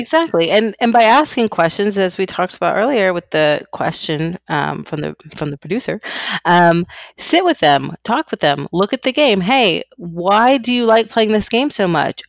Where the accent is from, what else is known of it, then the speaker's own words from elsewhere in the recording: Keller, Texas, United States; I grew up in a small, small town in Texas, in North Texas. It's called Keller.